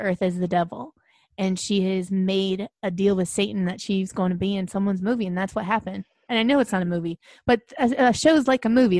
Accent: Manhattan, New York, United States; Well, I grew up in Manhattan.

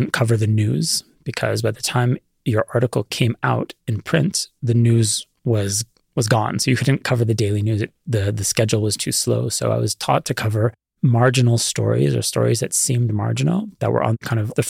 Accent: Canada; now in Israel; I was at the time a Canadian student

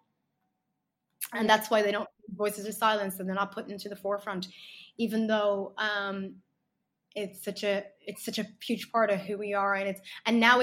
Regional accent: Ireland; I grew up in Ireland.

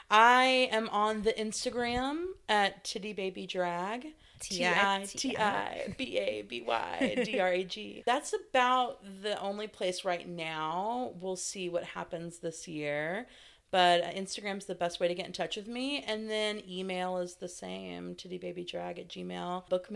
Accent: the South, United States; So growing up in the South, that was a phrase in regards to being a crybaby or being a whiner.

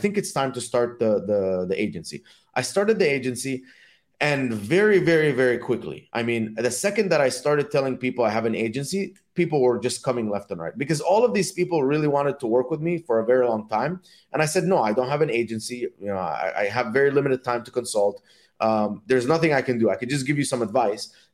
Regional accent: Dubai, United Arab Emirates; also born or lived in Egypt; now in United States; my parents are from Egypt, and I grew up in Dubai.

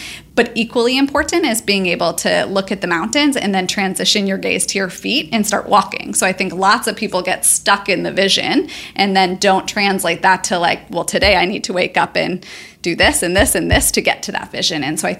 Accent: St. Louis, Missouri, United States; St. Louis, yeah, Missouri.

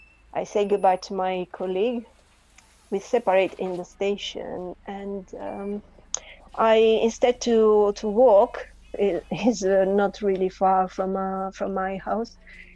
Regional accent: Southern Italy, Italy; English is a second language; moved away as an adult; also born or lived in Turin / Venice / Bologna; now in London, United Kingdom; I'm coming from Italy. My family live in a beautiful city, a small city in the south of Italy, close to the coast.

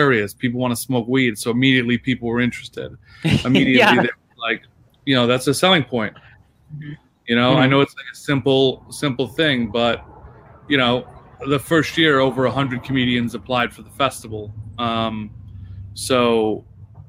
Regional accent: Buffalo, New York, United States; I'm from Buffalo, New York.

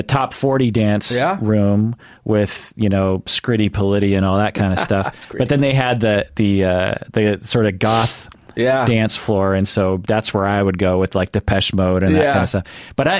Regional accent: Sammamish, Washington, United States; I grew up in Sammamish, if you know where that is. So outside the city as well.

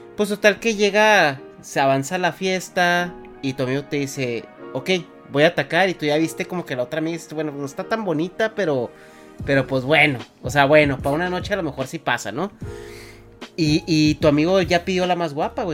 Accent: Mexico; yo de México

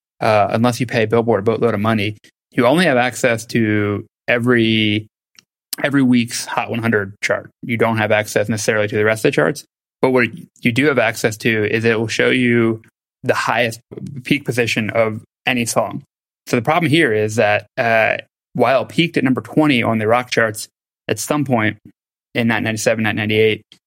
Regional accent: Philadelphia, Pennsylvania, United States; me growing up in Philly

